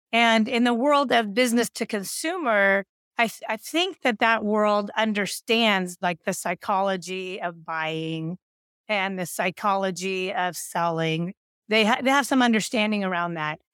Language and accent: English; Silicon Valley, California, United States; I grew up in Silicon Valley